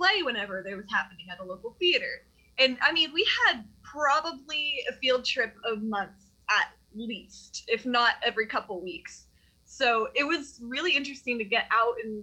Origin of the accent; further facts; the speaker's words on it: Tennessee, United States; I've been a kid growing up in the Tennessee school system my whole life